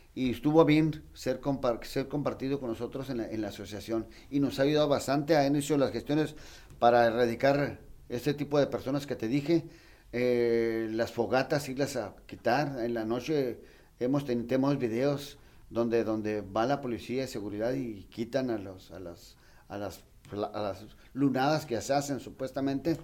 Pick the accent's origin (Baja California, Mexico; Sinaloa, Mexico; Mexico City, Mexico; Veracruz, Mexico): Baja California, Mexico; Tijuana; Yo soy nacido aquí en Tijuana, nací 66 años ya, bendito Dios. este, y yo he visto la transformación de todo Tijuana